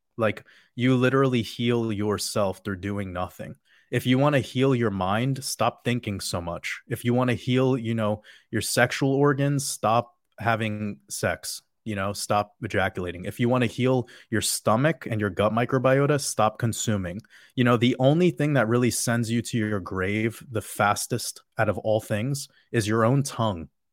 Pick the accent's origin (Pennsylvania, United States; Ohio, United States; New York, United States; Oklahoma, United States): New York, United States; I grew up in New York with a father who was a drug addict